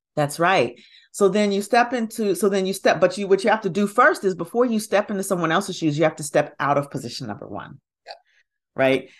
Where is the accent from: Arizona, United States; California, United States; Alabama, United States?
Alabama, United States; Huntsville; now in Atlanta, United States; I grew up in Huntsville, Alabama.